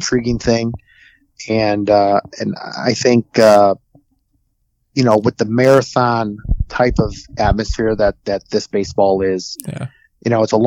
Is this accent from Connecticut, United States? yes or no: no; Oak Lawn, Illinois, United States; I grew up on the south side. I grew up in Oak Lawn